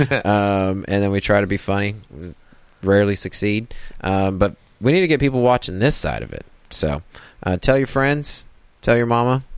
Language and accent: English; Kansas, United States; as a little kid, growing up in Kansas